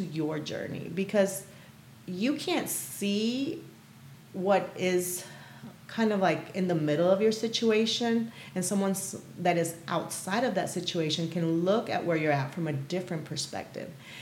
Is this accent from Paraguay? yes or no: yes; Paraguay; moved away; I was born and raised in South America. So I'm originally from Paraguay